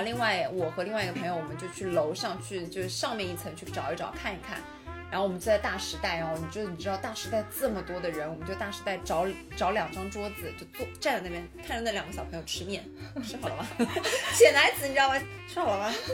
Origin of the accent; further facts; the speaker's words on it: Shanghai, China; 我作为一个上海人